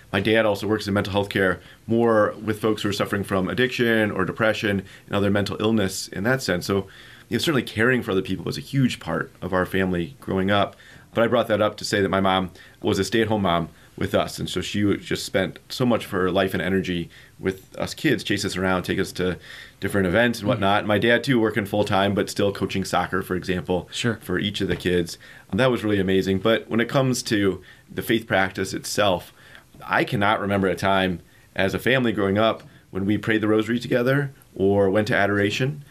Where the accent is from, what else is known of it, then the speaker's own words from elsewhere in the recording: Marion, Indiana, United States; I'm from Indiana originally. My hometown is Marion, Indiana